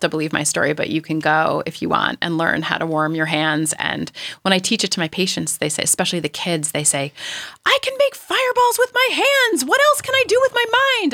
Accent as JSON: {"language": "English", "region": "New York", "country": "United States", "tie": "born or raised there", "moved": "as an adult", "lives_now": "California, United States", "said": "I am a New Yorker"}